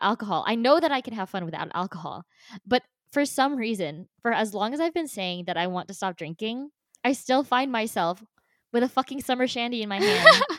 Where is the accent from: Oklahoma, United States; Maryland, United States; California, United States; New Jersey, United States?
New Jersey, United States; born or raised there; also born or lived in Philippines